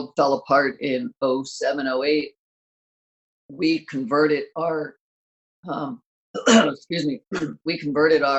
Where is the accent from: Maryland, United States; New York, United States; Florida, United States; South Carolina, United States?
Maryland, United States; moved away as an adult; now in California, United States; I grew up in Maryland, and as soon as I graduated college, me and a buddy drove out to California.